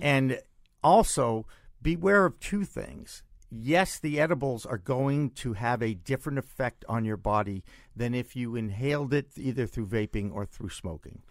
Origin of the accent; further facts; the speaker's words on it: Massachusetts, United States; in my home state